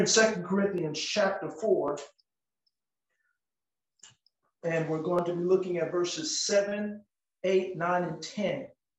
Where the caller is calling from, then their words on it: Cleveland, Tennessee, United States; We're coming via from Cleveland, Tennessee.